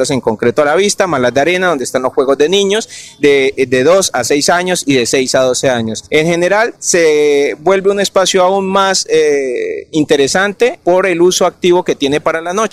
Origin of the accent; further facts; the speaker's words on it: Bucaramanga, Santander, Colombia; moved away; also born or lived in Spain; soy arquitecto colombiano y arquitecto español. Soy oriundo y estudiado en Bucaramanga, donde me formé, donde mi familia.